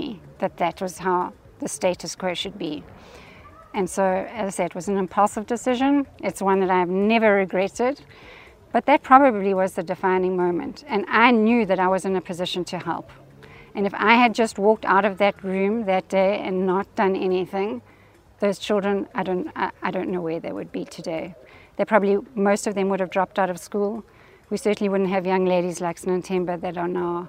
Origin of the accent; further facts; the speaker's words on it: South Africa; Being a South African